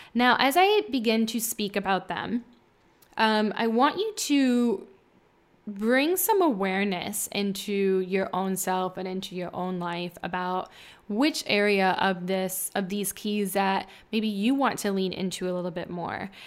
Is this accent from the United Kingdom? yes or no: no; Midwest, United States; moved away as an adult; also born or lived in California; I'm from, um, the Midwest near the Mississippi, uh, where I met my husband in college